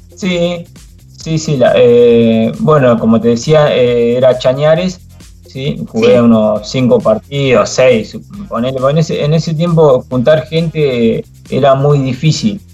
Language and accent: Spanish; Choele Choel, Río Negro, Argentina; de Chuele, de donde soy yo